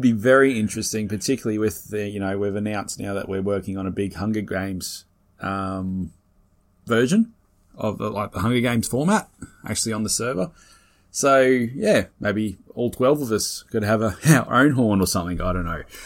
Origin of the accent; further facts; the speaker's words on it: Australia; being an Aussie